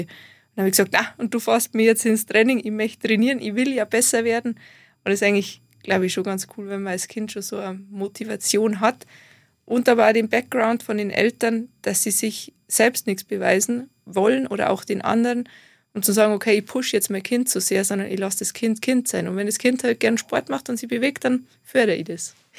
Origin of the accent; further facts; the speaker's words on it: Garmisch-Partenkirchen, Bavaria, Germany; Ich komme aus Garmisch-Partenkirchen